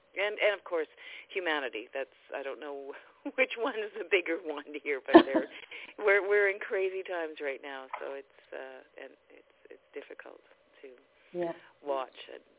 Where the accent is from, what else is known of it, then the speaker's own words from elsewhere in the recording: Vancouver, British Columbia, Canada; I'm from Vancouver area in British Columbia.